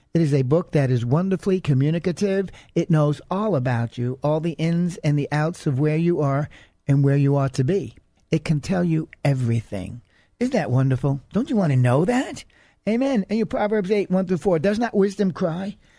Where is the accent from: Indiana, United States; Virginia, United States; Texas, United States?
Texas, United States; I'm an American. I'm a Texan